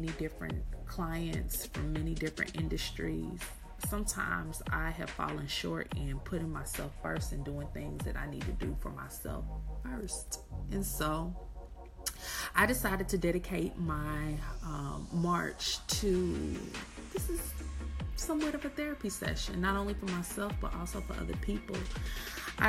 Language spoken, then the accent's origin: English; Kansas City, Missouri, United States; moved away as an adult; also born or lived in Atlanta, Georgia / Houston, Texas; I'm from Kansas City, Missouri, born and raised